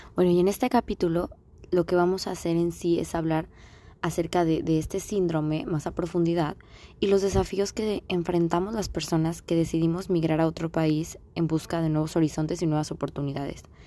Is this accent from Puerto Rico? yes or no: no; Mexico; moved away as an adult; now in United States; pues yo nací aquí en Estados Unidos, pero en sí mi tierra es México, obviamente, por mis papás, por todo, porque he vivido toda mi vida allá